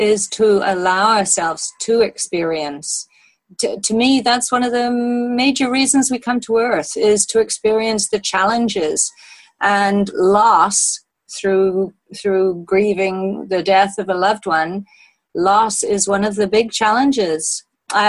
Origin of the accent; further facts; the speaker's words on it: Wales, United Kingdom; moved away as an adult; also born or lived in Canada / Australia; I grew up in Wales. My parents lived in Wales for all of my childhood